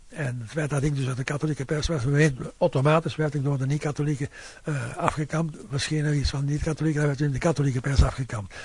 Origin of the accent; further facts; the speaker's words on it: Flanders, Belgium; bij ons in Vlaanderen